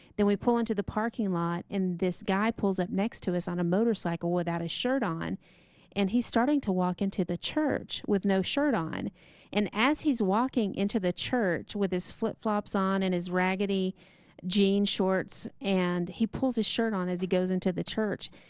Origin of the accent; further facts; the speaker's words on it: eastern Texas, United States; moved away; myself from Texas, and specifically eastern Texas